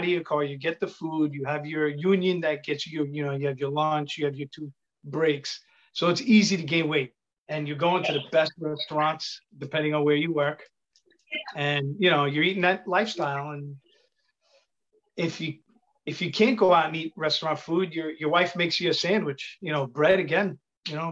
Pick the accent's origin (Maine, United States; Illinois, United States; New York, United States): New York, United States; New York City; accent: Italian; I'm from Queens, but I have an Italian accent.